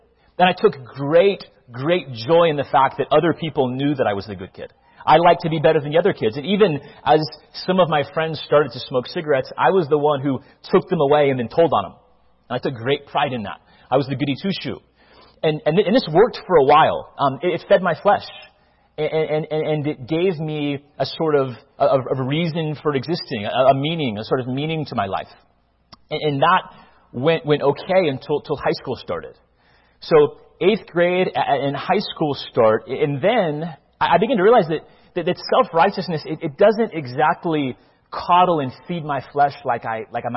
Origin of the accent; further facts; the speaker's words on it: Northern Virginia, United States; also born or lived in Mobile, Alabama, United States; We then moved to Northern Virginia